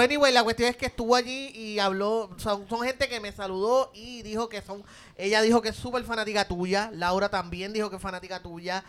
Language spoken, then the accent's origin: Spanish; Puerto Rico; somos Cuatro boricuas